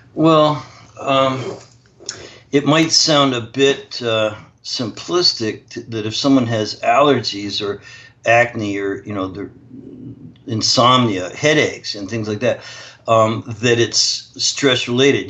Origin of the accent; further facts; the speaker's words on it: Canada; I'm actually Canadian